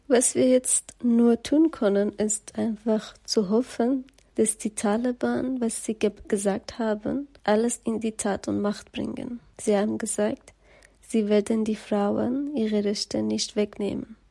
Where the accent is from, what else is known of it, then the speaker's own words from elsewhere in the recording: Afghanistan; German is a second language; now in Germany; wieder nach meinem Heimatland